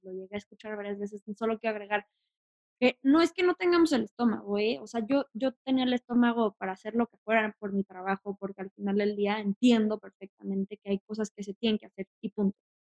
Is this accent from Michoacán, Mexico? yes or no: no; Mexico City, Mexico; also born or lived in Tijuana; soy de Tijuana, pero me vine aquí a Ciudad de México, entonces se puede decir que soy más de acá desde como los tres años